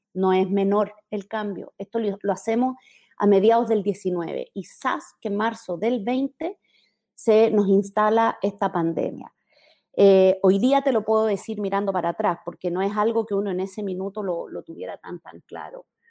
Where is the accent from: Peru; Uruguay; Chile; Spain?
Chile; moved away as an adult; now in Mexico; Soy chilena, vivo hace mm, ocho años, un poquito más, en México, lugar al que me moví por mi carrera profesional